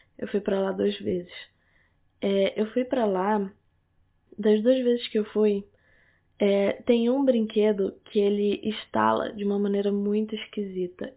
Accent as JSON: {"language": "Portuguese", "town": "Manaus", "region": "Amazonas", "country": "Brazil", "moved": "yes", "lives_now": "Rio de Janeiro, Brazil", "said": "eu sou de Manaus. E lá em Manaus as pessoas falam assim. Pelo menos a minha família fala toda assim"}